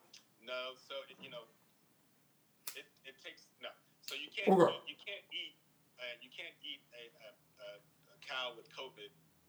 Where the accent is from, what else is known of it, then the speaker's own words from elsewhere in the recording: Columbus, Ohio, United States; Yeah, that's my hometown.